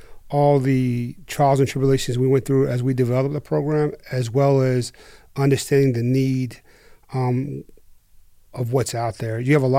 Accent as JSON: {"language": "English", "region": "New Jersey", "country": "United States", "moved": "yes", "said": "I'm originally from New Jersey."}